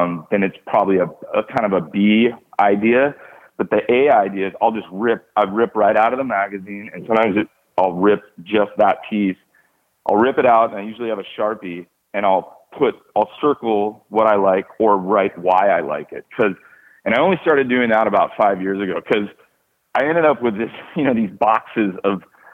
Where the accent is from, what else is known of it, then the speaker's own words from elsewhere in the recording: Los Angeles, California, United States; growing up in West